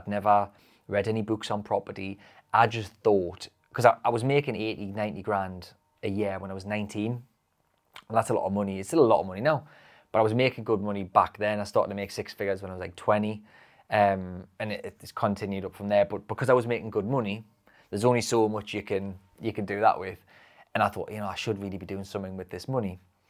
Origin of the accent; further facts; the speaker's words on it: North East England, United Kingdom; I know I swear a lot. I'm a Geordie, see.